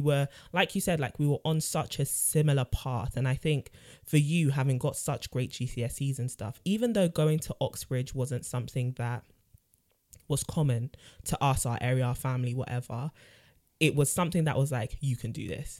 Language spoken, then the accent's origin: English; London, United Kingdom; born and raised in North London too